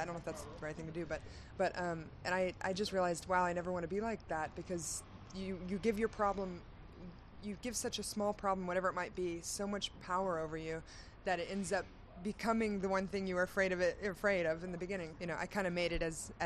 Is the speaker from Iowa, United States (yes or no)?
no; Houston, Texas, United States; moved away as an adult; also born or lived in Austin, Texas; now in Los Angeles, United States; I was born in Houston, and I used to go back and forth as a child.